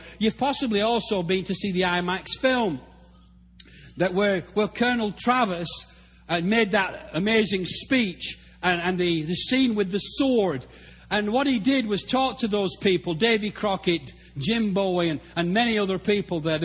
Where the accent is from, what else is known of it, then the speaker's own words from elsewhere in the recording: England, United Kingdom; moved away as an adult; also born or lived in Africa; now in Texas, United States; Being English